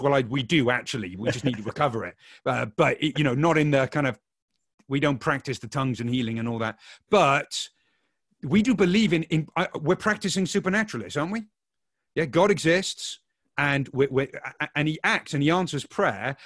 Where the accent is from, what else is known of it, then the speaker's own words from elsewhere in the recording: Wales, United Kingdom; now in Oxford, United Kingdom; I grew up in Wales, so I feel at home